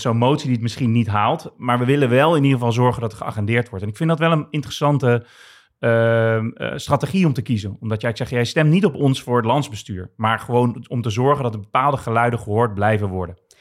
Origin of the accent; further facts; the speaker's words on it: Rotterdam, South Holland, Netherlands; opgegroeid in Rotterdam, Rotterdam-Zuid.